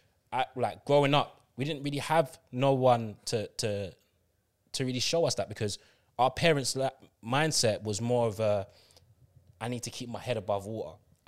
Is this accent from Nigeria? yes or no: no; Guyana; They came, you came from Antigua, I came from Guyana. We don't know anyone else there. We grew up together as brother and sister, basically.